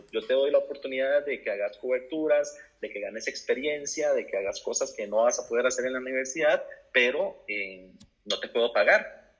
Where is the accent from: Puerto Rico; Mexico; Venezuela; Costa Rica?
Costa Rica; moved away as an adult; now in Spain; soy periodista de Costa Rica